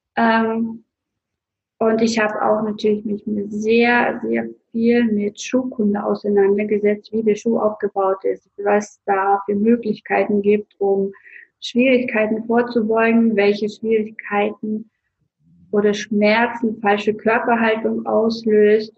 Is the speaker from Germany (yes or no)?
no; Russia; moved away; Ich bin gebürtige Russin